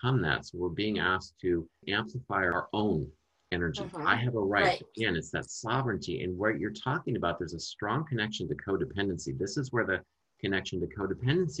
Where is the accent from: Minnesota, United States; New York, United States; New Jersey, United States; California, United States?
Minnesota, United States; moved away; natural accent comes out because that's where I'm from. That's where I grew up as a child